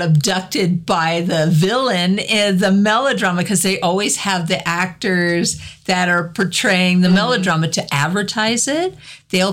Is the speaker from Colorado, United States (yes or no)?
no; Cheyenne, Wyoming, United States; I grew up in Cheyenne, so we had Frontier Days every year